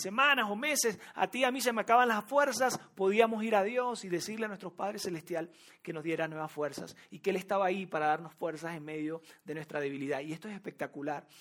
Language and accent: Spanish; Venezuela; moved away as an adult; also born or lived in Monterrey, Mexico; now in Mexico City, Mexico; yo nací en Venezuela, o quizás ya lo descubriste por mi acento